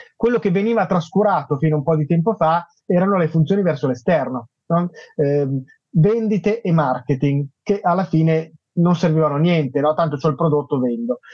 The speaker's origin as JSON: {"language": "Italian", "town": "Milan", "region": "Lombardy", "country": "Italy", "said": "lo dico da milanese"}